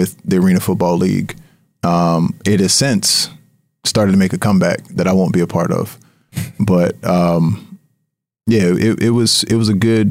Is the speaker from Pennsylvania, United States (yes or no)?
yes; Harrisburg, Pennsylvania, United States; there was a team that was launching in my hometown in Harrisburg, PA, and they were looking for investors.